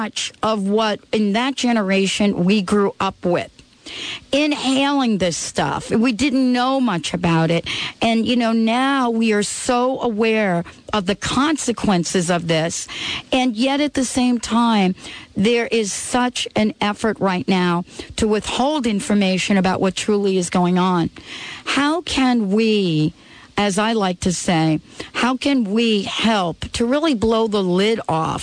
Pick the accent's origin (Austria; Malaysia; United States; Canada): United States; New Jersey; I grew up in Jersey, so to speak, and I grew up in an Italian family